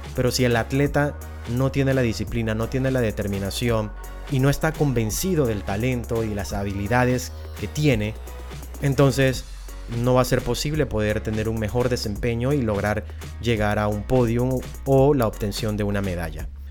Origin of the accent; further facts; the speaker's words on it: Panama; en Centroamérica, del cual pertenezco como panameño que soy